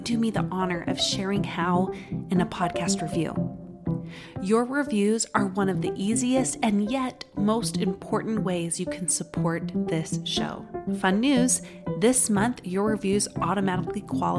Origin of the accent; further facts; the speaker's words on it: Utah, United States; accent: Utah; my Utah accent